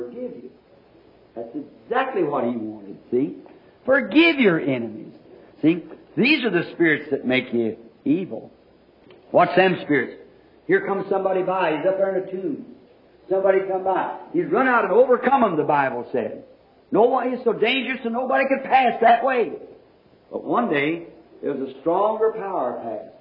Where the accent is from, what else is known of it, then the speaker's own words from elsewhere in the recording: Kentucky, United States; moved away; I was from Kentucky